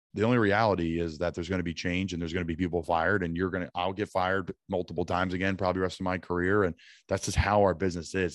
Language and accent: English; the North, United States; As a Northerner